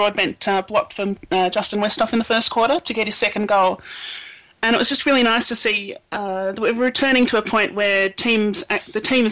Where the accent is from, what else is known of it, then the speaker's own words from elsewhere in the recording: Adelaide, South Australia, Australia; I was raised in the Nord District, the North Adelaide District, the Sturt District